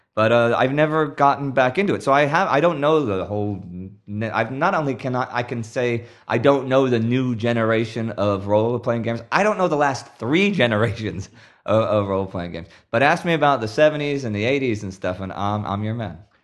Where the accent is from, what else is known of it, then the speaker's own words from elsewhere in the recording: Texas, United States; also born or lived in Houston, Texas; now in Sweden; I am from Texas